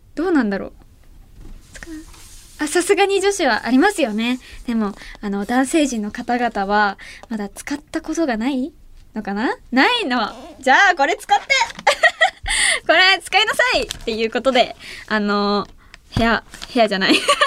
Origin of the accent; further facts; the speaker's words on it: Ehime, Japan; 愛媛県出身